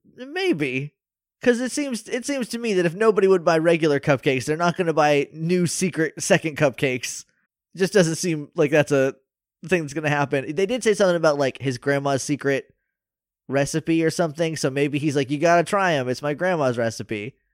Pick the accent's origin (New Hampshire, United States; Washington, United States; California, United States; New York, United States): New Hampshire, United States; I'm from New Hampshire.